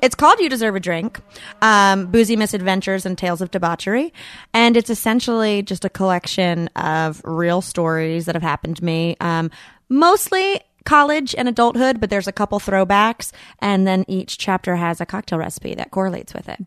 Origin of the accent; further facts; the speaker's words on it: Boonville, North Carolina, United States; I'm from a town called Booneville